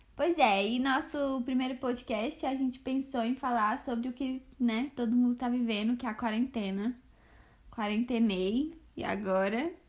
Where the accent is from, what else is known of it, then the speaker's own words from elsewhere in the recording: Brasília, Federal District, Brazil; a gente é de Brasília